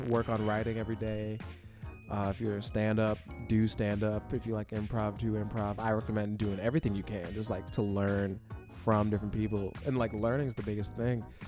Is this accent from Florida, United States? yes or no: yes; Florida, United States; now in New York, United States; I grew up in Florida, and there's, like, no black people around where I grew up